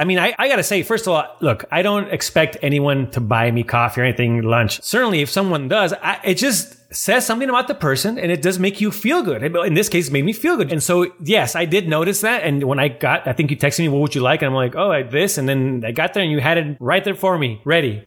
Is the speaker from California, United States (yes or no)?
yes; San Diego, California, United States; moved away; I'm from San Diego and my family lives down there